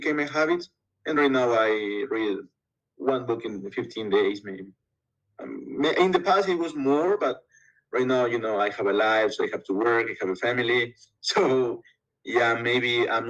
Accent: Loja, Ecuador; Basically, I'm from Ecuador. I live in a small town in the south of Ecuador, which is called Loja

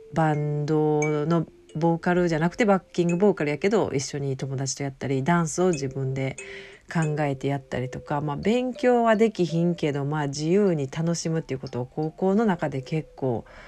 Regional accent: Osaka, Japan; accent: Kansai dialect; 私は大阪の,、まあ、あの関西弁聞いてもらって分かると思うけど大阪の出身

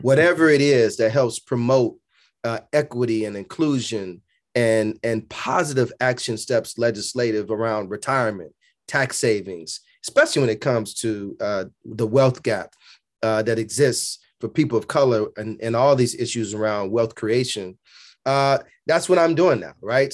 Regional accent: Chicago, Illinois, United States; born and raised on Berean, at Berean Baptist Church on the south side of Chicago

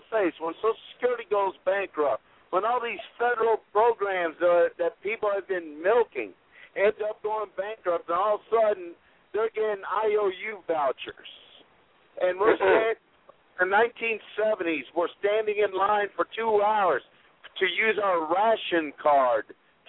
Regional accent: Puerto Rico; I'm from Puerto Rico

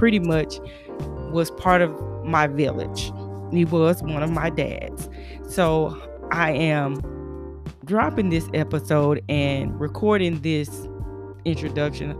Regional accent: Texas, United States; in Texas, in my hometown

